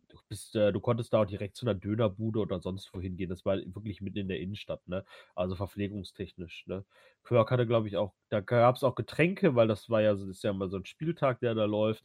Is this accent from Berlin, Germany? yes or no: no; Ruhr area, North Rhine-Westphalia, Germany; jetzt komme ich auch aus dem Ruhrgebiet